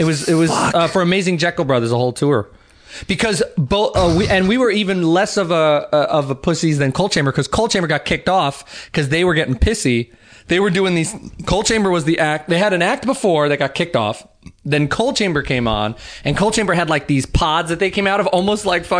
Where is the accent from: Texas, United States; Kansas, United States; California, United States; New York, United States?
New York, United States; I mean, like that's where we're from. We're both from New York